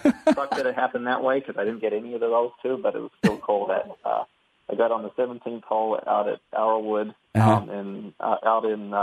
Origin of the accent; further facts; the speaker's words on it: New Zealand; also born or lived in Minnesota; now in United States; Growing up in New Zealand, you know, I played New Zealand typical sports, rugby, cricket, a little bit of soccer here and there